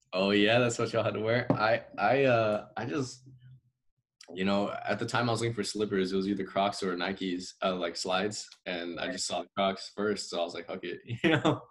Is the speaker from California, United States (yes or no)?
yes; Salinas, California, United States; now in San Jose, United States; I grew up in Salinas, there was uh, you know there was Asian food